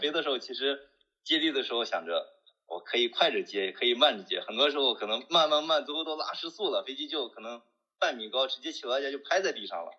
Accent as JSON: {"language": "Chinese", "region": "northern China", "country": "China", "moved": "yes", "lives_now": "Chengdu, China", "said": "因为我是北方人，说实话在北方见的比较多"}